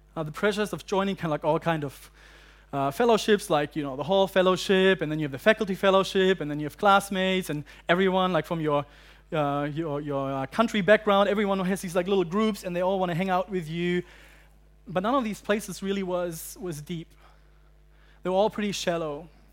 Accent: Germany; also born or lived in United Kingdom / United States; now in Hong Kong; I'm from Germany originally, uh, but I lived in the U K and I lived in the U S for a while and then seven years ago I moved to Hong Kong.

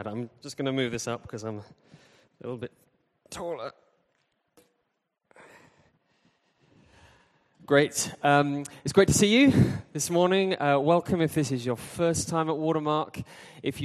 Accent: United Kingdom; I'm from Britain

